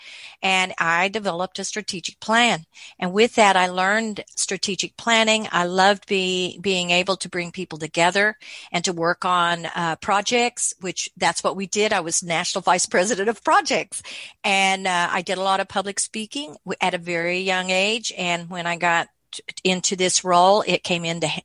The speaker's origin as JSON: {"language": "English", "region": "Oklahoma", "country": "United States", "tie": "born or raised there", "moved": "as an adult", "lives_now": "Pflugerville, United States", "said": "I was born in Oklahoma, the other side of the Red River"}